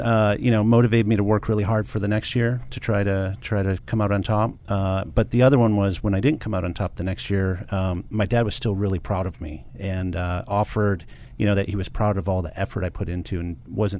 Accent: Livonia, Michigan, United States; So I grew up in a suburb of Detroit, Michigan, called Livonia, Michigan.

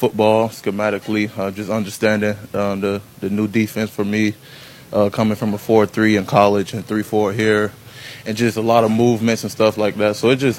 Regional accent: Miami, Florida, United States; growing up in Miami

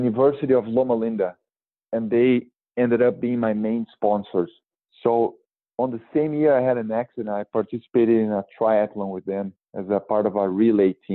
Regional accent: Brazil; now in Santa Barbara, United States; my hometown community in Brazil

